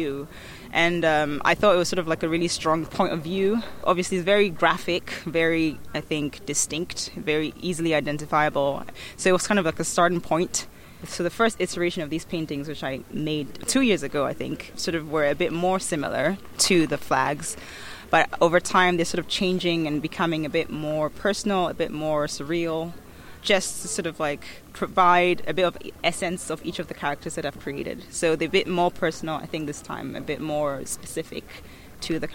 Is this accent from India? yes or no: no; Ghana; also born or lived in Accra / United States; as a Ghanaian woman